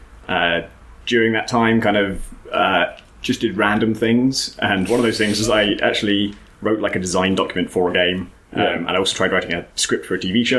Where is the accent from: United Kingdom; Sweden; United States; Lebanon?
United Kingdom; near Oxford, South East England; I was born near Oxford.